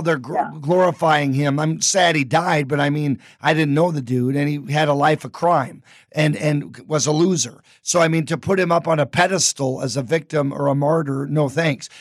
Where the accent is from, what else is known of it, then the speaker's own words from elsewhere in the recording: Anchorage, Alaska, United States; I grew up in Anchorage, was there 35 years